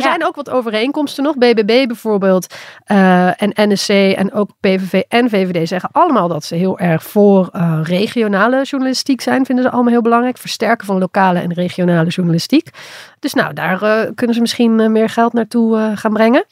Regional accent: Limburg, Netherlands; accent: soft G; ik als Limburger

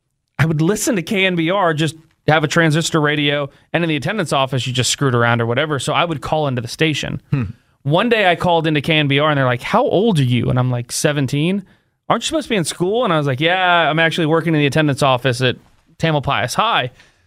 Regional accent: San Francisco, California, United States; growing up in San Francisco

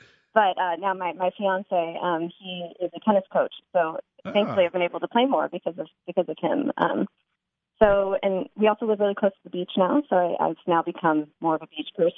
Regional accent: Cincinnati, Ohio, United States; born there; also born or lived in St. Louis / Connecticut / North Carolina / Chicago; now in San Diego, United States; I was born in Cincinnati, then I lived in St. Louis, and then Connecticut, North Carolina, and then I went to Chicago, suburbs of Chicago.

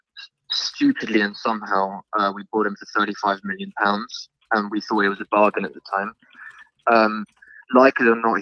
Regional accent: Surrey, South East England, United Kingdom; I'm 20 years old and I'm from Surrey.

